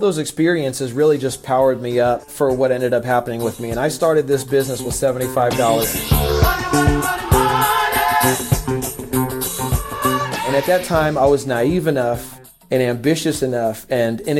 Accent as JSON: {"language": "English", "town": "San Diego", "region": "California", "country": "United States", "said": "I'm from San Diego, California, 37 years old"}